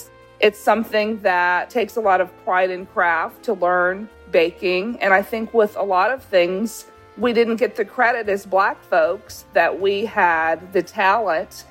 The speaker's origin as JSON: {"language": "English", "town": "Los Angeles", "region": "California", "country": "United States", "tie": "born or raised there", "moved": "yes", "lives_now": "Savannah, United States", "said": "I grew up in Los Angeles"}